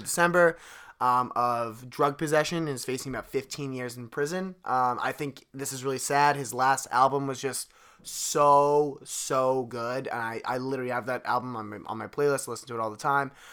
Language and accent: English; Delaware County, Pennsylvania, United States; we're both from Delaware County, Pennsylvania, Delco